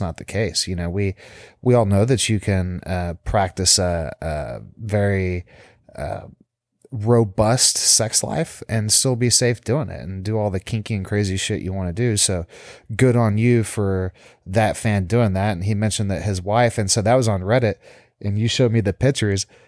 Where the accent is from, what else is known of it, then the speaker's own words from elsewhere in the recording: South Texas, United States; moved away as an adult; now in South Florida, United States; growing up in Texas, South Texas especially, so conservative